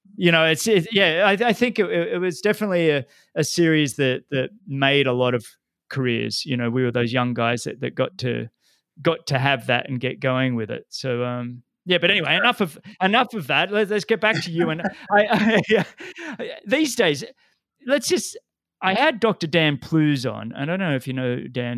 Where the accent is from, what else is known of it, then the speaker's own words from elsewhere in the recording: Sydney, New South Wales, Australia; I grew up in Sydney